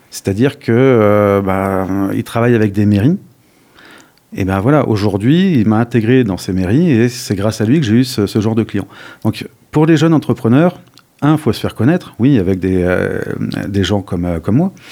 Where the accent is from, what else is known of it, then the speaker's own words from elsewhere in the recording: Paris, Île-de-France, France; now in Dordogne, France; ça permet de bosser, de comprendre d'intégrer des réseaux que j'aurais jamais pu en tant que pur parisien.